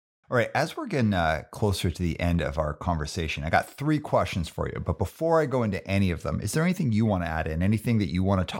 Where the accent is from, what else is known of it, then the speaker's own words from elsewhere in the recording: Calgary, Alberta, Canada; And I grew up in Calgary, Alberta in the 70s and 80s.